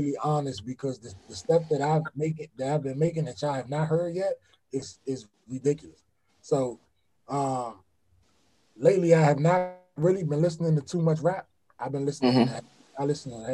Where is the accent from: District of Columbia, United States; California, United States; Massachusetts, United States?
District of Columbia, United States; Washington; I'm from D.C.